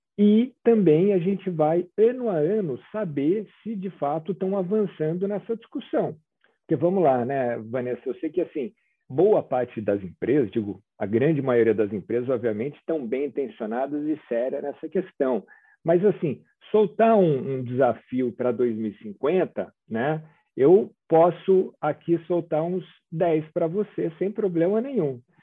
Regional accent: Brazil; a gente, como brasileiro

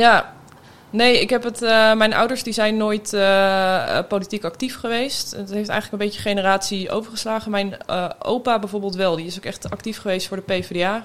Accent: near Havelte / Steenwijkerwold, Drenthe, Netherlands; now in The Hague, Netherlands; het hunebed bij Havelte. Dat is ook vlakbij waar ik ben opgegroeid

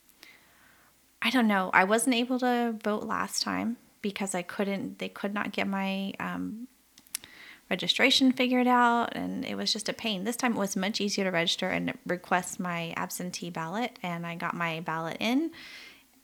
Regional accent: the South, United States; I grew up in the South in the U.S.

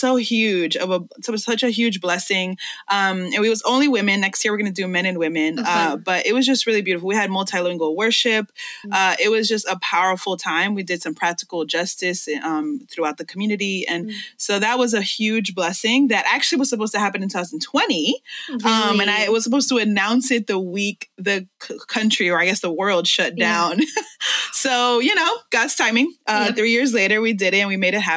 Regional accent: New York City, New York, United States; English is a second language; I was born and raised in this city and I love New York

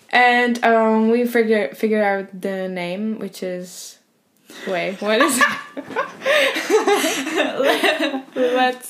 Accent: Czechia; English is a second language; moved away as an adult; now in Spain; so I'm from Czech Republic.

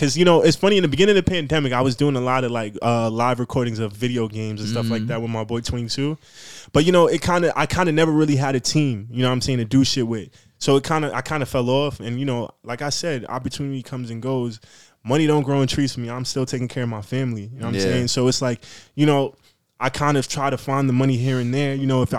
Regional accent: Nigeria; now in United States; I want people to understand where I'm from, my origin. You know what I'm saying? I'm Nigerian and American.

